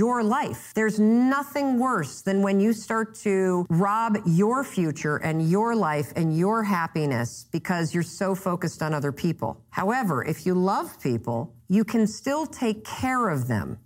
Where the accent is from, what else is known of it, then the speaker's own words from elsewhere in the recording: Muskegon, Michigan, United States; now in Boston, United States; I grew up in Muskegon, Michigan